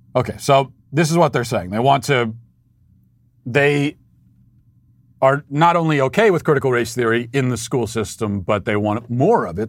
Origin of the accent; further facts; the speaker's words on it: United States; As the American people